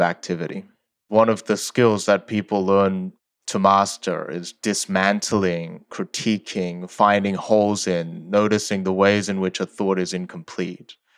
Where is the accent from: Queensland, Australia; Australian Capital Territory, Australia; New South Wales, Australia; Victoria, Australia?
New South Wales, Australia; Sydney; English is a second language; also born or lived in South Korea; I moved when I was eight from South Korea to Australia, and I didn't speak English at the time.